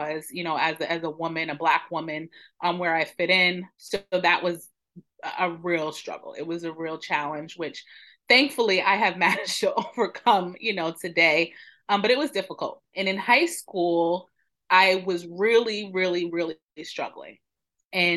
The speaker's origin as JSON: {"language": "English", "region": "New York", "country": "United States", "tie": "born or raised there", "moved": "yes", "lives_now": "Maryland, United States", "said": "I am originally from New York, born and raised. I am now living in Maryland"}